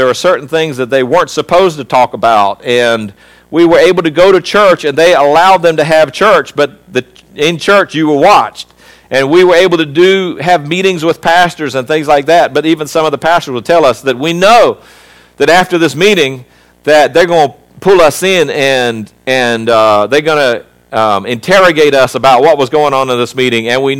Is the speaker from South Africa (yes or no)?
yes; South Africa; born there; So when I was born in South Africa, I may have been born in that country.